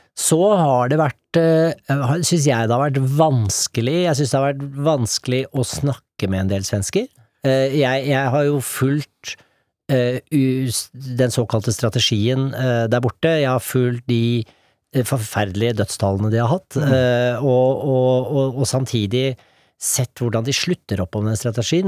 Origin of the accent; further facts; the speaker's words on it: Norway; moved away; jeg er norsk fortsatt